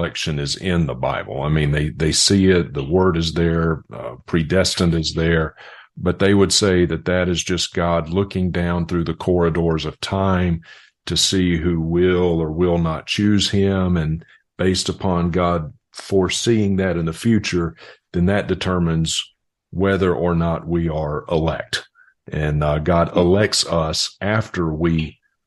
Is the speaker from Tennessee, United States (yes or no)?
no; Mississippi, United States; I grew up in Mississippi, and election was just never spoken of when I was growing up in a Southern Baptist church